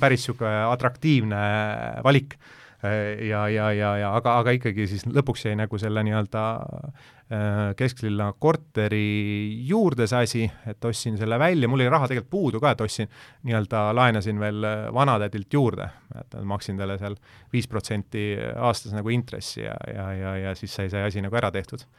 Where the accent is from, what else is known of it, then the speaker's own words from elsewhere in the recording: Tallinn, Harju County, Estonia; ma olen ise Mustamäelt pärit ja, ja, ja elasin äh, Äh, Mustamäe teel Kadakaturu kõrval